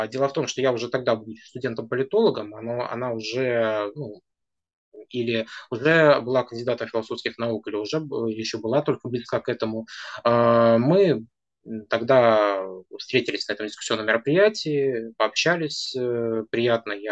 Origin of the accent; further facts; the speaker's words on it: Nizhnevartovsk, Khanty-Mansi Autonomous Okrug, Russia; moved away as an adult; now in Saint Petersburg, Russia; И так вышло, что когда в 2018 году я приехал из Нижневартовска в Санкт-Петербург